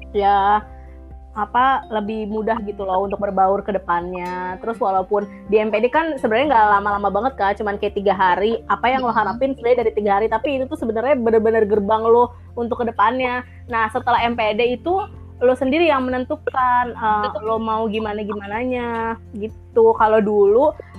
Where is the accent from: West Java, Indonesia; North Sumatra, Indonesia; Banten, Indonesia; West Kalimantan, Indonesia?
Banten, Indonesia; South Tangerang; moved away as an adult; now in Bogor, Indonesia; Gue dari Tangerang Selatan